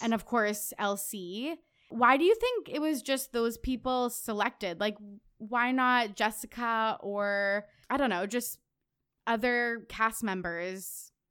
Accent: Canada; I'm Canadian.

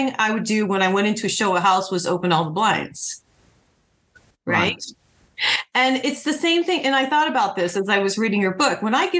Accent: Ohio and Michigan, Midwest, United States; moved away as an adult; also born or lived in New Mexico; I grew up in Ohio and Michigan

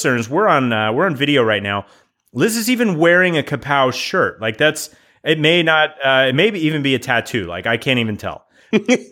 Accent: United States; I'm from the States

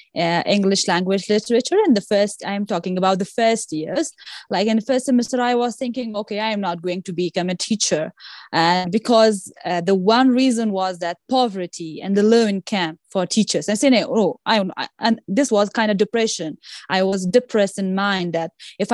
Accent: Afghanistan; English is a second language; in my home country

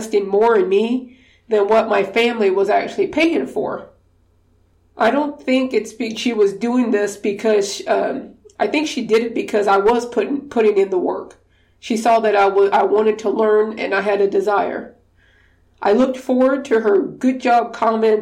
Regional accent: Louisiana, United States; I'm from Louisiana, we did Mardi Gras parades

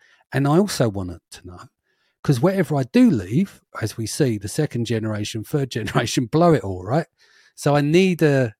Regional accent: London, United Kingdom; We're from East London. No one's had a pot to piss in and a window to throw it out of.

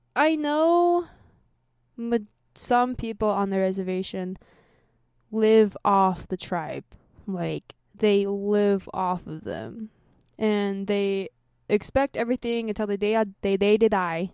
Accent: United States; I grew up here. This is my home

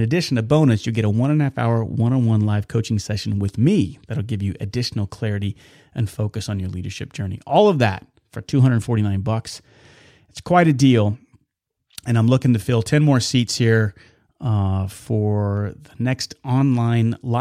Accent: Wichita, Kansas, United States; I was born and raised in Wichita and lived just outside of it

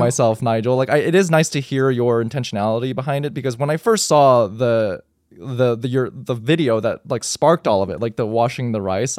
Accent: United States; growing up in America

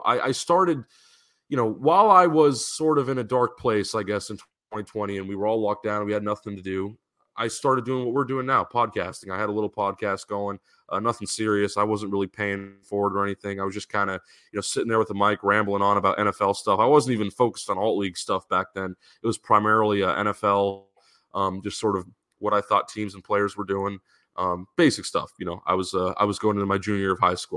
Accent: San Diego, California, United States; I grew up in San Diego.

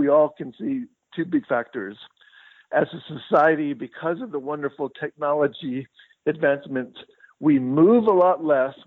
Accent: Albuquerque, New Mexico, United States; also born or lived in San Jose / Oxford, Mississippi; I actually was born in Albuquerque, and then I got my undergrad degree at the University of Mexico

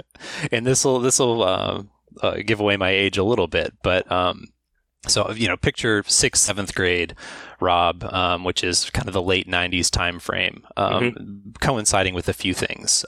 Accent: Pittsburgh, Pennsylvania, United States; I, am originally from Pittsburgh, Pennsylvania

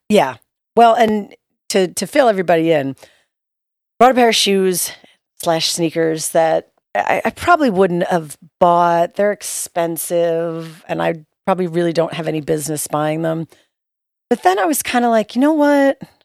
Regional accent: New York, United States; moved away; we're from New York

